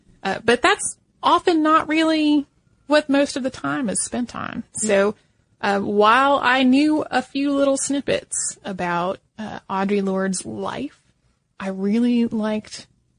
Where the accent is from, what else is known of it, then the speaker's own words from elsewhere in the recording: Philadelphia, Pennsylvania, United States; also born or lived in Poland; I was born in Poland, but I was only 6 months old when my parents and I immigrated to the United States, settling in the Philadelphia area.